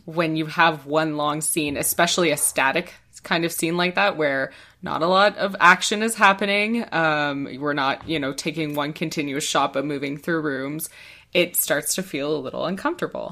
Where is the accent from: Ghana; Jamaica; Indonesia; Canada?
Canada